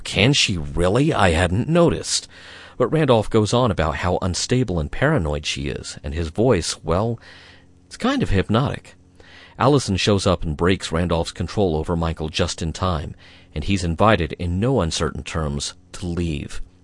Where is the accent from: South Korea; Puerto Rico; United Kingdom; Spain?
United Kingdom; we're British after all